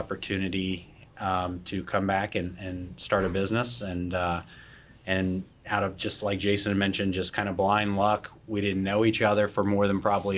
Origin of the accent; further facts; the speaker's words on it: Vero Beach, Florida, United States; also born or lived in Jacksonville / New York / New Orleans; I'm born and raised in Vero